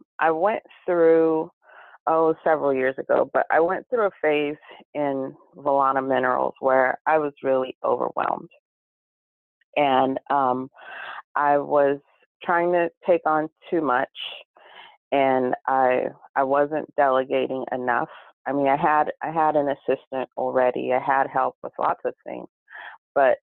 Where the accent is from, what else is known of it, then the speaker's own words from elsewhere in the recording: California, United States; also born or lived in Pahoa, Hawaii; But California, I was born in California. And so a lot of my family in Southern California.